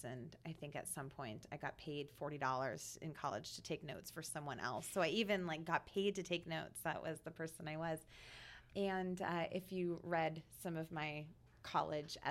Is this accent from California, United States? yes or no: no; Vancouver, Washington, United States; I grew up in Vancouver, Washington, the daughter of a Cuban immigrant